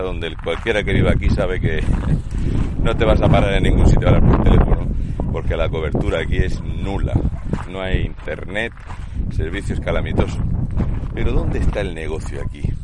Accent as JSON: {"language": "Spanish", "region": "Region of Murcia", "country": "Spain", "said": "un murciano encabronado"}